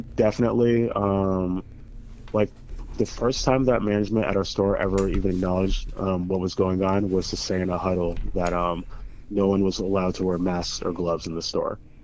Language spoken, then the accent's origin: English; Springfield, Massachusetts, United States; I grew up in Springfield, Mass